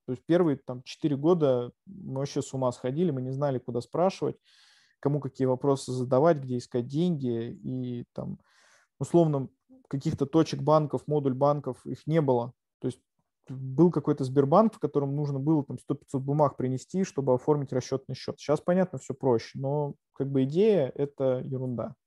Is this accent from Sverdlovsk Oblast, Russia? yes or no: no; Yelets, Lipetsk Oblast, Russia; now in Moscow, Russia; я сам родом из Ельца, из провинции